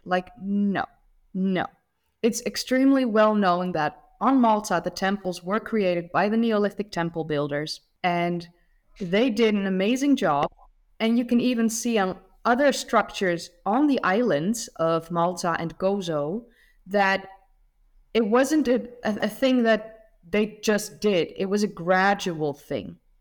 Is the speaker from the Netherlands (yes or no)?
yes; Netherlands; I'm from the Netherlands